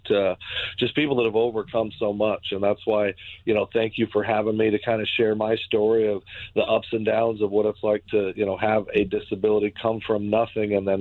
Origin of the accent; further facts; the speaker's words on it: Arizona, United States; moved away as an adult; also born or lived in Minnesota; now in Connecticut, United States; I was born and raised in Arizona, and then I ended up coming to Minnesota to play football at Augsburg University